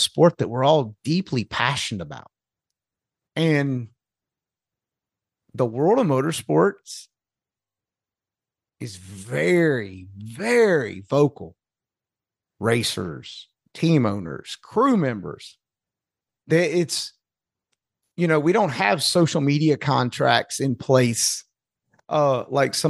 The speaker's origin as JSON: {"language": "English", "region": "North Carolina", "country": "United States", "said": "I'm from North Carolina, and that's just not how we say it in North Carolina"}